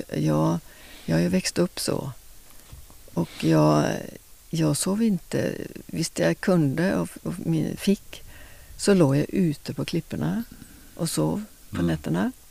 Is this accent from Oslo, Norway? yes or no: yes; Oslo, Oslofjord, Norway; now in Lysekil, Sweden; jag kommer från ytterst i Oslo, Oslofjorden. Ja. Vuxit upp